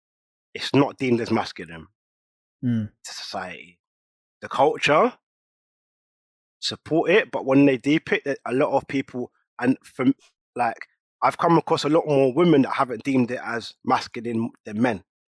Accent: St. Lucia; now in London, United Kingdom; I'm from St. Lucia, I live in London, am I okay with that?

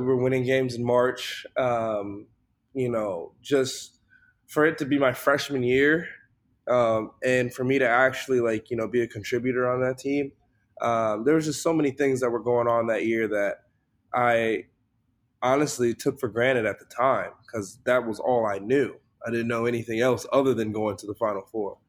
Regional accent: Chicago, Illinois, United States; I'm from Chicago.

